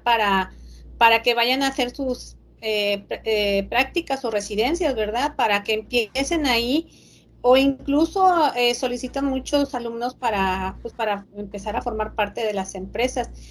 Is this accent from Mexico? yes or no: yes; Reynosa, Tamaulipas, Mexico; soy de Reynosa